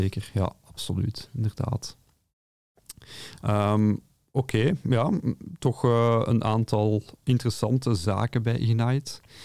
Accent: Belgium; accent: Brabantse tongval; mijn Brabantse tongval

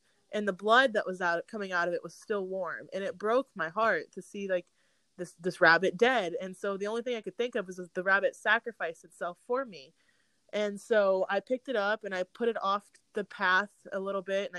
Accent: Texas, United States; born there; I was born in Hood County, and I'm from the ghetto

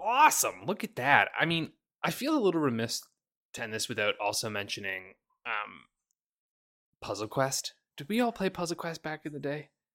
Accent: Canada; I'm very Canadian

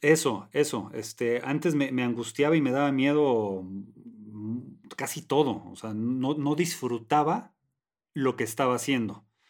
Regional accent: Tijuana, Baja California, Mexico; moved away; si me hubiera quedado en Tijuana

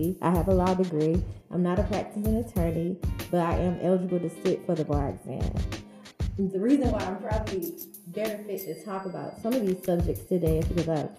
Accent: Atlanta, Georgia, United States; I'm from Atlanta

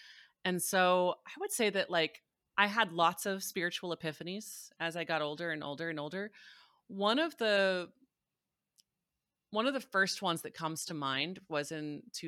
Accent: Missouri, United States; So I was raised in Southern Missouri, which is a very strong buckle of the Bible Belt. Very like Southern Baptist

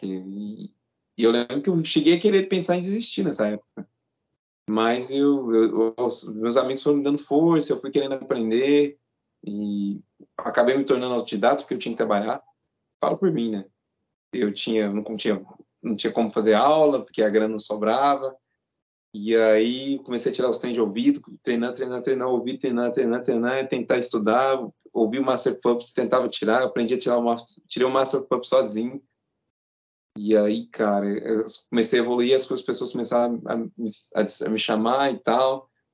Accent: Uberaba, Minas Gerais, Brazil; a gente é do interior de Minas. Interiorzão, totalmente fora da curva.

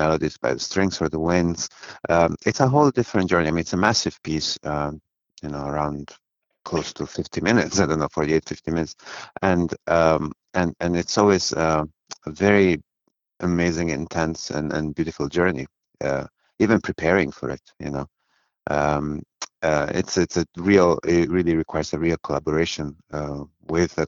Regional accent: Bari, Apulia, Italy; I was born in Bari, in southern Italy, in the region of Puglia.

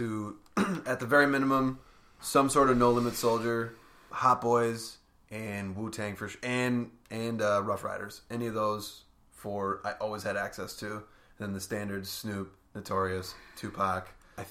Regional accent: Rhinelander, Wisconsin, United States; Rhinelander, Wisconsin.

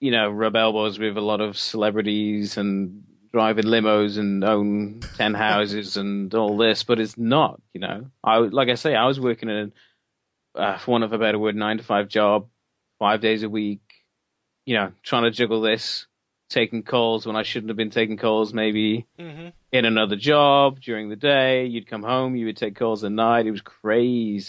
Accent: Wales, United Kingdom; we are proud of being Welsh

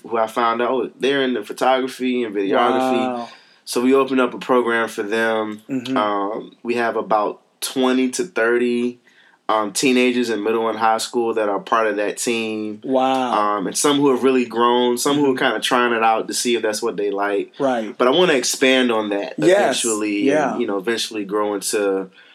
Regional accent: Richmond, Virginia, United States; I grew up here in Virginia, Richmond, Virginia.

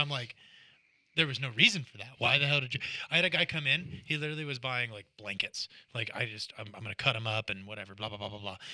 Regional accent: Northwest Washington, United States; born or raised there

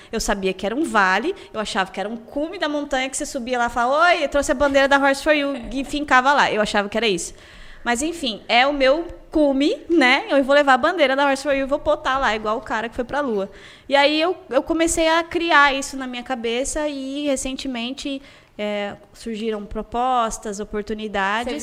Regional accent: Campo Grande, Mato Grosso do Sul, Brazil; eu nasci em Campo Grande, eu morei no bairro universitário e hoje eu moro na Vila Ieda

